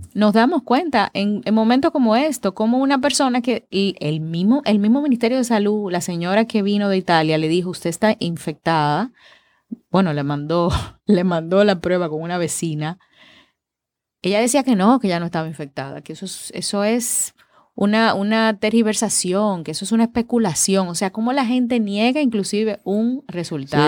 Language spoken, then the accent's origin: Spanish; Dominican Republic; A nosotros los dominicanos